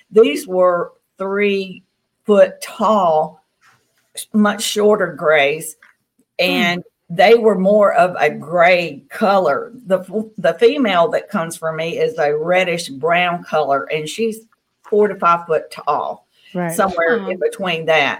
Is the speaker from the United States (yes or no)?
yes; Tennessee, United States; now in Mississippi, United States; I grew up in Tennessee, and I live in Mississippi now, and this is the Bible Belt of the South.